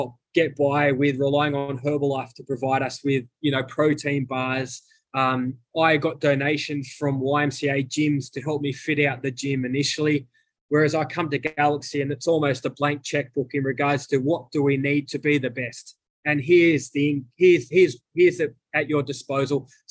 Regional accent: Australia; moved away as an adult; also born or lived in United States; And in America, my accent is different to the average American. So, and they're always giving me the Australian jokes of, you know, kangaroo

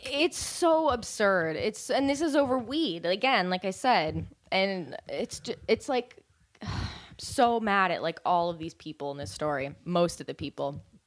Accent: San Francisco Bay Area, Marin County, California, United States; growing up in the San Francisco Bay Area, in Marin County

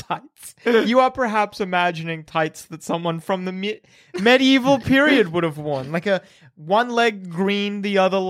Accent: Australia; I'm Australian, not Italian.

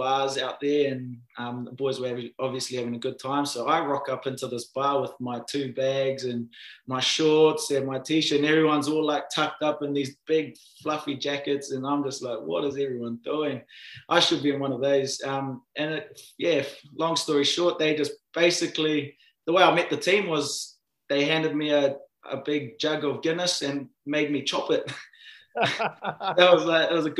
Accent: New Zealand; moved away as an adult; now in United States; growing up in New Zealand

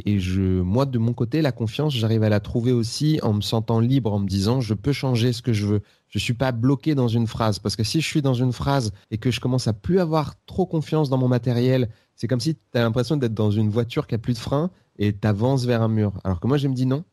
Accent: Seine-Saint-Denis, Île-de-France, France; also born or lived in Bobigny / Aubervilliers / La Courneuve; Je suis né à, je euh, en Seine-Saint-Denis. Mais c'est pas très important, hein, mais bon, je... En fait, j'ai fait toute ma vie en Seine-Saint-Denis entre euh, Bobigny, Aubervilliers et La Courneuve.

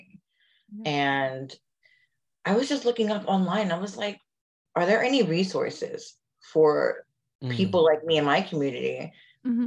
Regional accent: New York City, New York, United States; moved away as an adult; now in New Jersey, United States; I grew up in the Bronx.

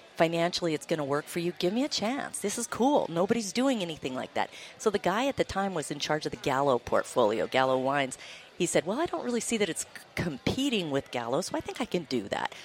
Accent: Montana, United States; I grew up in Montana, small town girl

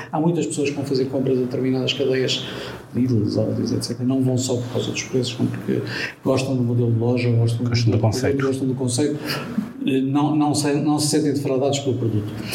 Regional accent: Portugal; como português

